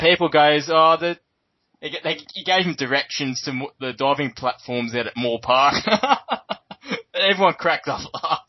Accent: New South Wales, Australia; because I'm also from New South Wales.

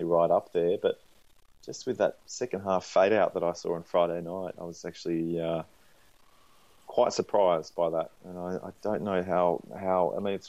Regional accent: Australia; moved away as an adult; also born or lived in Canberra, Australian Capital Territory / Sydney, New South Wales; now in Melbourne, Australia; I grew up in Canberra and Sydney

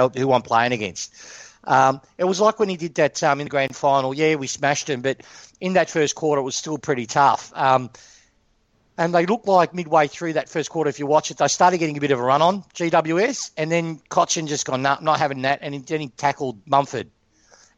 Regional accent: Broadier, Victoria, Australia; I grew up in Broadier.

